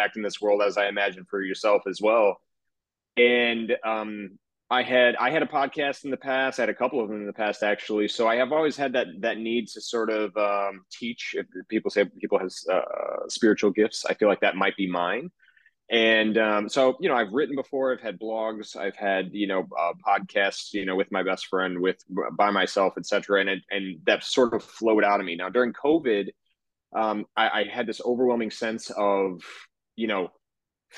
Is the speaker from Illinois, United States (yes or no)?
yes; Joliet, Illinois, United States; now in New York City, United States; I grew up in Joliet, Illinois. That is just south of Chicago